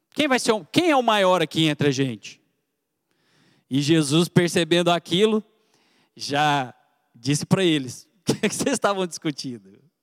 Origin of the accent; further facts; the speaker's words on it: Goiânia, Goiás, Brazil; accent: goiano; moved away as an adult; now in Piracicaba, Brazil; Você está vendo esse sotaque de goiano aqui? Eu vim lá de Goiânia, já tem dois anos e pouquinho que eu estou aqui em Piracicaba